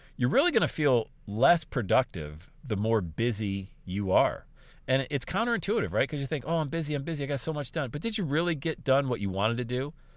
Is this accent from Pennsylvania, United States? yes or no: yes; Bradford, Pennsylvania, United States; also born or lived in Buffalo, New York / Southwest Ohio; now in Ohio, United States; my hometown of Bradford, P